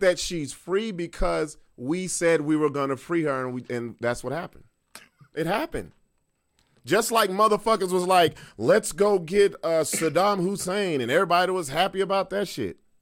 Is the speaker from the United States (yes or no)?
yes; United States; I'm an American